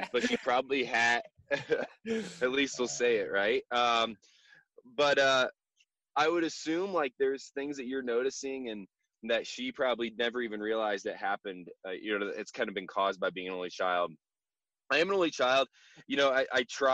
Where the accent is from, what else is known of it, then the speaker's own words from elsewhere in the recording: Warsaw, Indiana, United States; moved away as an adult; now in Denver, United States; I graduated from Indiana in 2012, grew up in Warsaw, and then moved out to Denver